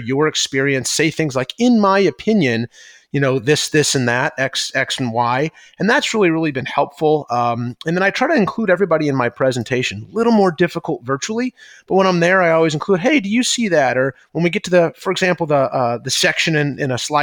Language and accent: English; St. Louis, Missouri, United States; now in Chicago, United States; I'm from St. Louis originally